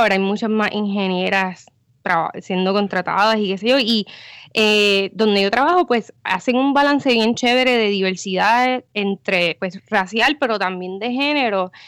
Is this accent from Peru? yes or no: no; San Juan metropolitan area, Puerto Rico; moved away; also born or lived in Guaynabo / Cataño / Bayamón; yo soy del área metro